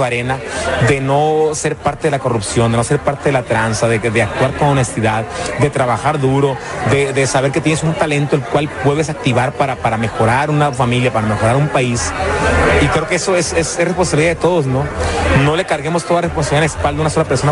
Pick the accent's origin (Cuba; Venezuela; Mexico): Mexico; los ciudadanos que somos mexicanos